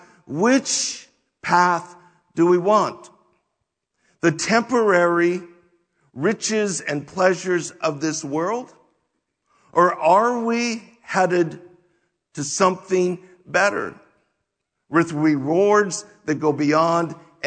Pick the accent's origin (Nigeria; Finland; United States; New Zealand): United States; we wrestle with as American Christians